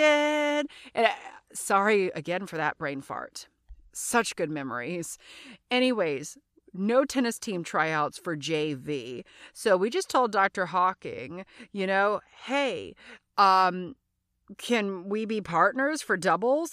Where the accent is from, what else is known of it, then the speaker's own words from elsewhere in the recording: Louisiana, United States; I'm from Louisiana.